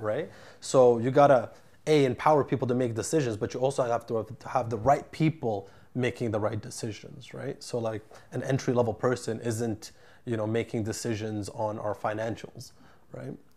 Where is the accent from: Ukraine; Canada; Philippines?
Canada; Ottawa, Ontario; moved away as an adult; now in Vancouver, Canada; I moved here from my hometown of Ottawa, my network, my family, everybody's still there